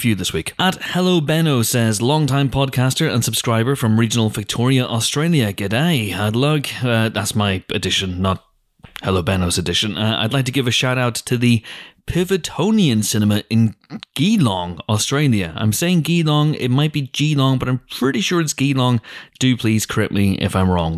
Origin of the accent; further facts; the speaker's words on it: Northern Irish, Northern Ireland, United Kingdom; I'm Northern Irish